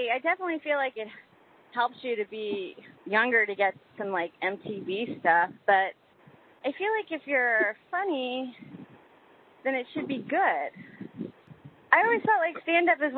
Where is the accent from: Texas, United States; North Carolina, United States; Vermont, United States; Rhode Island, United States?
Texas, United States; Houston; moved away as an adult; now in New York, United States; I grew up in Texas, in a suburb outside of Houston